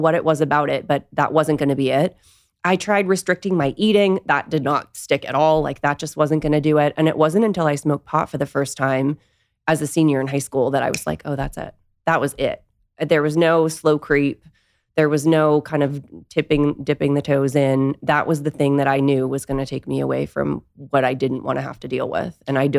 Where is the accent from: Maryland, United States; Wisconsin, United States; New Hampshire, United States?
New Hampshire, United States; Nashua; Yeah, I grew up in Nashua, New Hampshire.